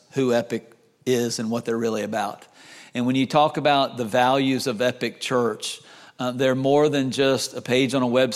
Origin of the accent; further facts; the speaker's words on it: Florida, United States; also born or lived in North Carolina; We grew up in Florida all my life